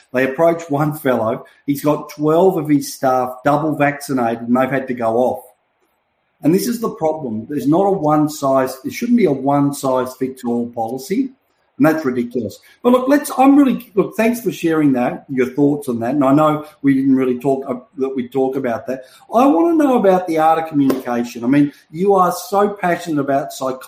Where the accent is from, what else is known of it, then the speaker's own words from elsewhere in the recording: Melbourne, Victoria, Australia; my hometown, as you know, in Melbourne